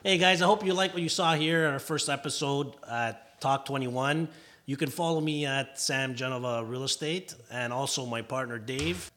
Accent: Vaughan, Ontario, Canada; moved away as an adult; now in Etobicoke, Canada; growing up in Vaughan as well

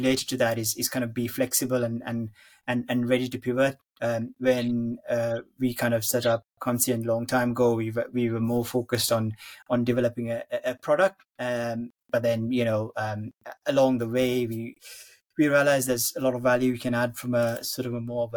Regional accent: Sri Lanka; moved away; I grew up in Sri Lanka and had sort of family. I still have family back there.

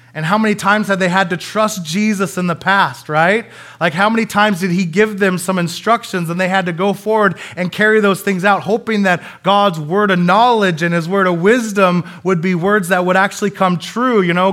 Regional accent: Coeur d'Alene, Idaho, United States; I'm from Coeur d'Alene, Idaho

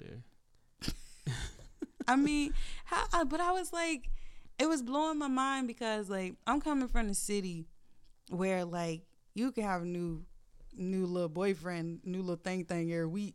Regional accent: Norfolk, Virginia, United States; so I was raised in Norfolk mm-hmm. my whole life

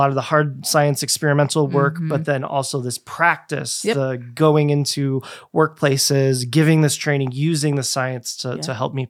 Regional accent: Germany; born there; I was born in Germany. And lived a few places in Germany. I went to first through third grade in Germany.

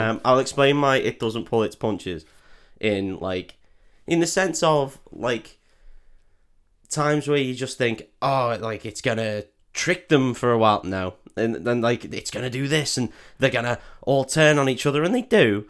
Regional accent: United Kingdom; as a Brit

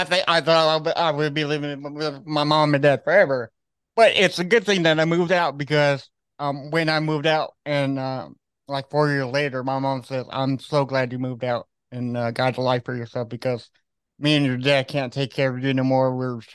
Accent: Austin, Texas, United States; born there; So it's I find amazing that you live in Dallas because I was born in Austin, Texas.

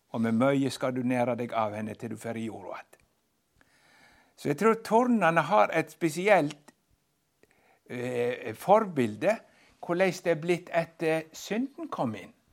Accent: Western Norway, Norway; jeg er fra Vestlandet

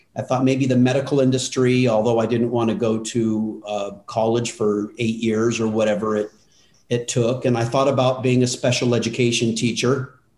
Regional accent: Altadena, California, United States; I grew up in Altadena, which we, you know, 30 minutes from Hollywood

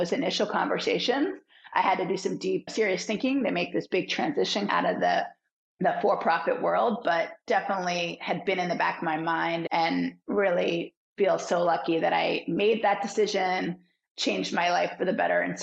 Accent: Philadelphia, Pennsylvania, United States; moved away as an adult; now in San Francisco Bay Area, United States; I'm from Philadelphia

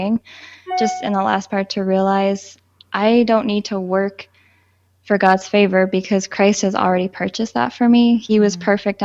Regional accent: Southern Ontario, Canada; I was born and raised in Southern Ontario

